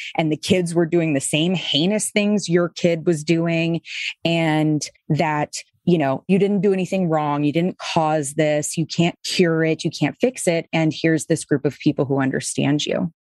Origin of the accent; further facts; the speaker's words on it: Boston, Massachusetts, United States; moved away; I was Episcopal, I was from Boston